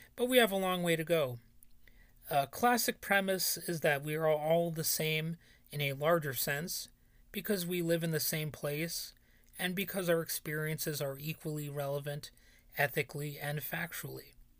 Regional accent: United States; even though I live sixteen miles away from there, my hometown borders on being a ghost town

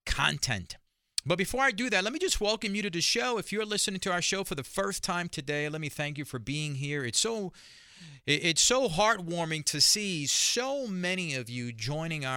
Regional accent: New York City, New York, United States; as a young man growing up in Spanish Harlem

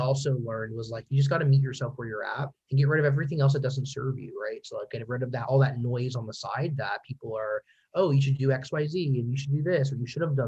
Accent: Pennsylvania, United States; I'm from Pennsylvania

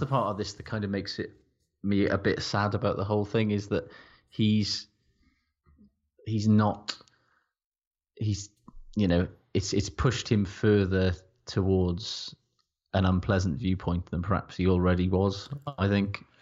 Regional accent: Wales, United Kingdom; I'm Welsh

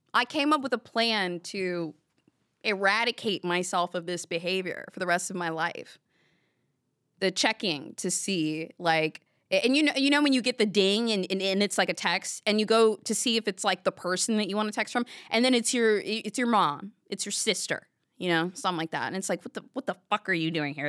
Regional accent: the South, United States; I grew up in the South

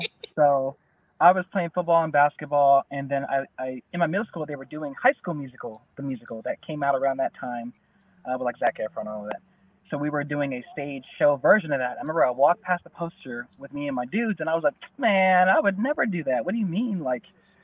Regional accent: Denver, Colorado, United States; I'm from Denver, Colorado

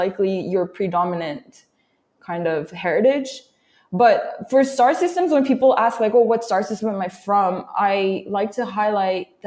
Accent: South Korea; moved away; I'm from Korea.

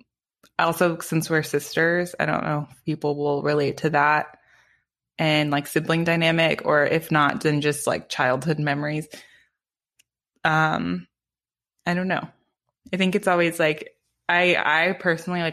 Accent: Palo Alto, California, United States; we grew up in Palo Alto, which is an unusually tight-knit community with a ton of pressure.

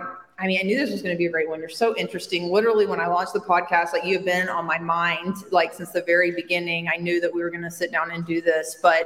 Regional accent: Montgomery, Alabama, United States; now in Walla Walla, United States; I am from Montgomery, Alabama, which is, Walla Walla is 60,000 people in the surrounding areas, and Montgomery is 250,000

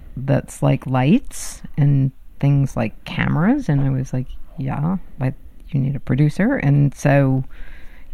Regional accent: Palos Verdes, California, United States; I grew up in Palos Verdes.

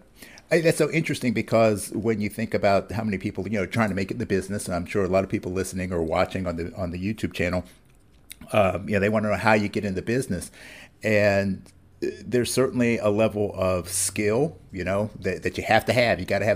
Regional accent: Ohio, United States; now in Pennsylvania, United States; I was born in Ohio, and I spent a lot of time moving around through that area. I live in Pennsylvania now

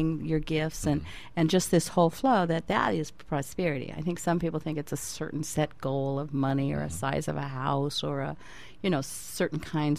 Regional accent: California, United States; moved away as an adult; also born or lived in Overland Park, Kansas; now in Maui, United States; I'm native Californian

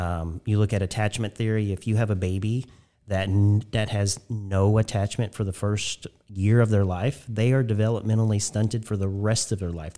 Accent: Spencer County, Indiana, United States; I grew up in Spencer County for the first eighteen years of my life.

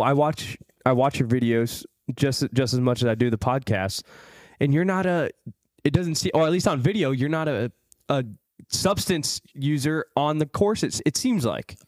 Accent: Midwest, United States; I'm from the Midwest.

